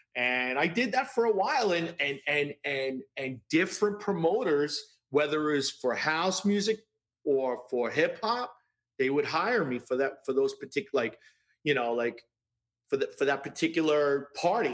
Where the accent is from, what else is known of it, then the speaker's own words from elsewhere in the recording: New York City, New York, United States; I grew up in Brooklyn